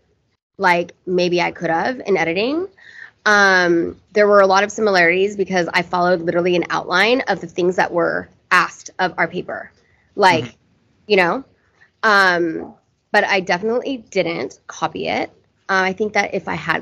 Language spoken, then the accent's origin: English; Irvine, California, United States; I grew up in Orange County, California.